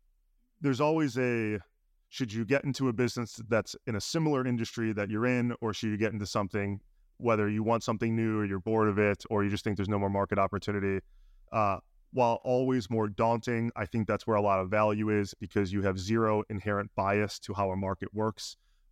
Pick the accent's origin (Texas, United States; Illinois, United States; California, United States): Illinois, United States; Chicago; I'm from Chicago.